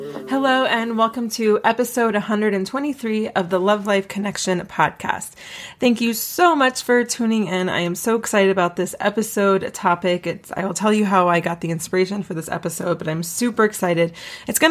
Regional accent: East Coast, United States; now in Colorado, United States; I'm from the East Coast originally.

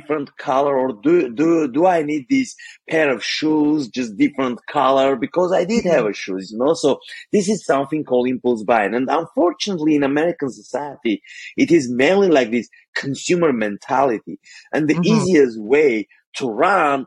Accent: Armenia; first language Armenian; English is a second language; moved away as an adult; now in United States; Growing up, I'm from Armenia, which is post-Soviet country

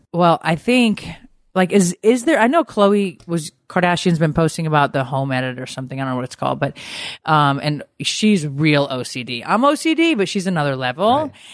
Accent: Connecticut, United States; moved away; I grew up in Connecticut, so I was driving in snow

